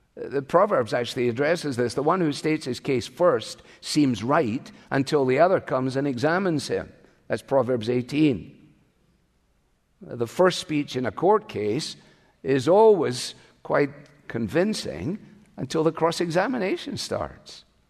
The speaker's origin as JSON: {"language": "English", "town": "Glasgow", "region": "Scotland", "country": "United Kingdom", "tie": "born or raised there", "moved": "yes", "said": "my hometown. Glasgow."}